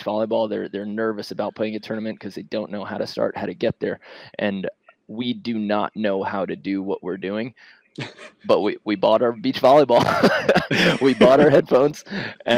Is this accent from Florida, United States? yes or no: no; New York City, New York, United States; moved away; I'm from Queens